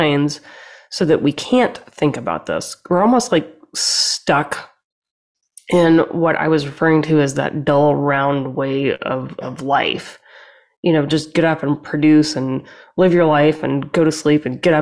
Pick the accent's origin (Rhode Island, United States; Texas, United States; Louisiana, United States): Louisiana, United States; moved away; I'm from the South